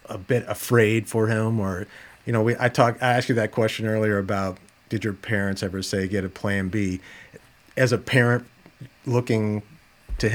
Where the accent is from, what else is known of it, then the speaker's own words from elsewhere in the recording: Dallas, Texas, United States; moved away as an adult; now in Minneapolis–Saint Paul, United States; I grew up in Dallas, a suburb of Dallas